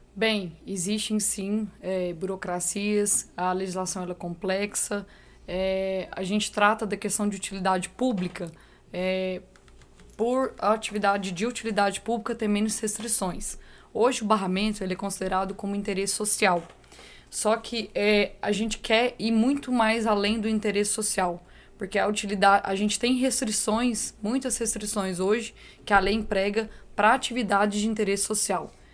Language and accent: Portuguese; São Gotardo, Minas Gerais, Brazil; Sou de São Gotardo